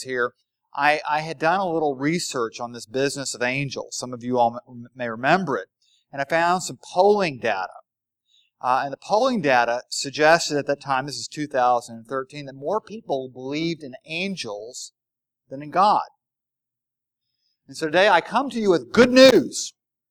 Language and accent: English; the South, United States; I'm from the South.